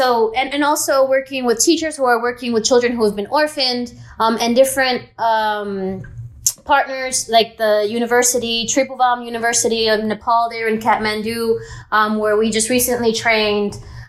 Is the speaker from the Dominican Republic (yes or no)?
yes; Dominican Republic; growing up in the Dominican Republic, you know, the disparities there are even more wide, you know, in a developing country